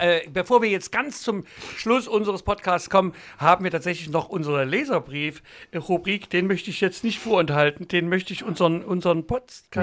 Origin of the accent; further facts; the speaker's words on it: Saxony, Germany; als Sachse in Berlin den Kabarettpreis zu gewinnen